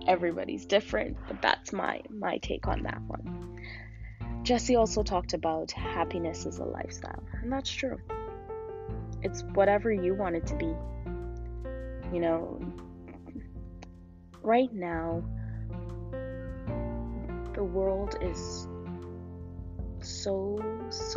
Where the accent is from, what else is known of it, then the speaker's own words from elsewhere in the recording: Canada; I was from Canada